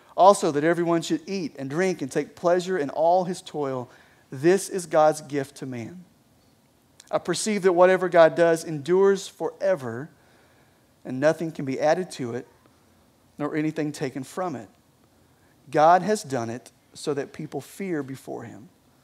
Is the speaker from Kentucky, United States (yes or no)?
yes; Kentucky, United States; All right, apparently I am from Eastern Kentucky.